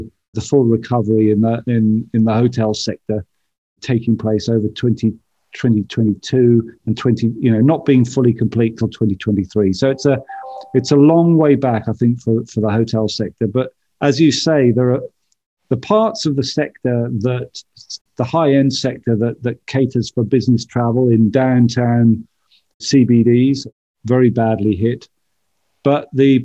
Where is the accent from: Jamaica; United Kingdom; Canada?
United Kingdom; now in United States; As a Brit living in America